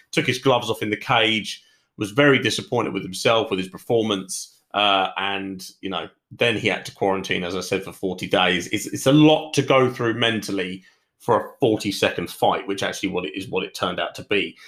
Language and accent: English; United Kingdom; I am British